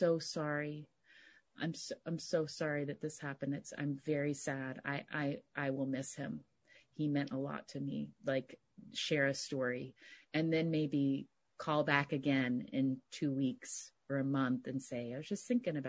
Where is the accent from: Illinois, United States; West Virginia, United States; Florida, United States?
West Virginia, United States; moved away as an adult; also born or lived in New York City; now in Bay Area, United States; I grew up, in a kind of, suburban small community in West Virginia